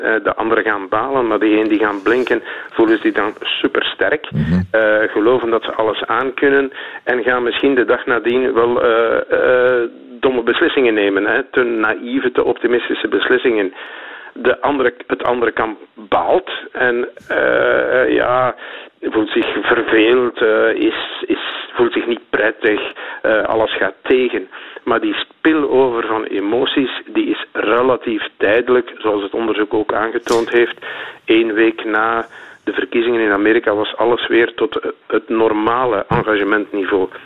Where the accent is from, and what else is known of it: Flanders, Belgium